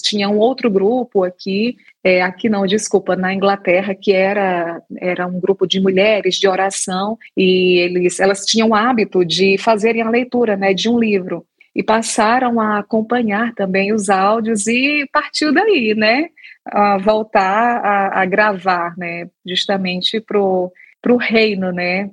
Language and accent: Portuguese; Ceará, Brazil; moved away as an adult; also born or lived in Recife, Brazil; now in Koblenz, Germany; eu sou cearense